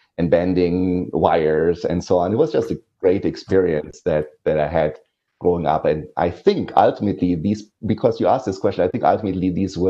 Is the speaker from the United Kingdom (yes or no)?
no; Ruhr area, western Germany, North Rhine-Westphalia, Germany; English is a second language; moved away; also born or lived in Aachen, Germany; It's in this steel production and coal mining area where I grew up